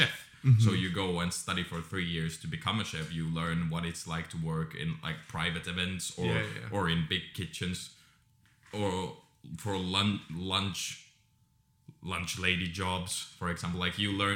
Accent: Finland; In Finland, we have 9 years

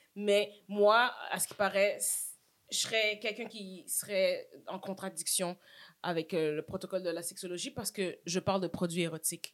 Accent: Montreal, Quebec, Canada; Saint-Michel in the house. J'ai grandi là. Je suis née là.

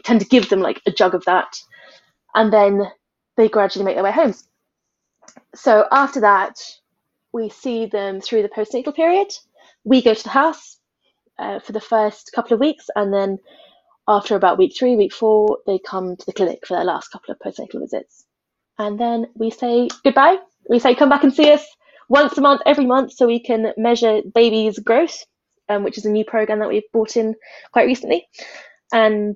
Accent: United Kingdom; moved away as an adult; now in Ethiopia; as a British midwife

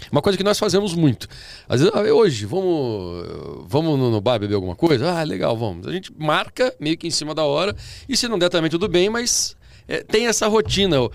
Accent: Paraná, Brazil; born there; now in São Paulo, Brazil; nasci no interior do Paraná, mas é o meu estado, né?

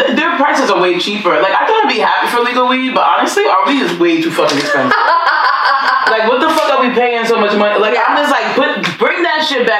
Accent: New York City, New York, United States; I'm from Queens.

